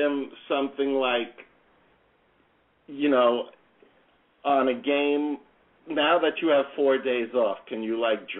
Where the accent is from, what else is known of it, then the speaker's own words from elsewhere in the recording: New York City, New York, United States; I grew up in Queens.